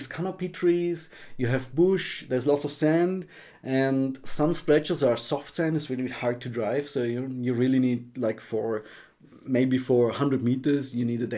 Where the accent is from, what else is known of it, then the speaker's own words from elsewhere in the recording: Austria; moved away as an adult; I'm from Austria